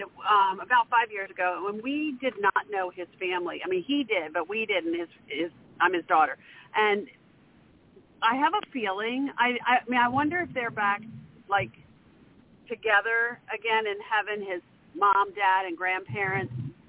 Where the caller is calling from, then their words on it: Maryland, United States; I'm calling from Maryland.